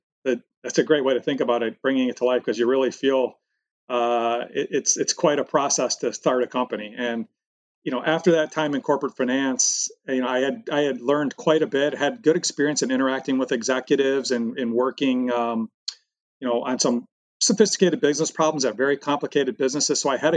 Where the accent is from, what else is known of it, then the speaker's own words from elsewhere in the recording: Michigan, United States; when I grew up, we grew up thinking that we were the center of the universe, with General Motors being number one on the Fortune 500 for 75 years in a row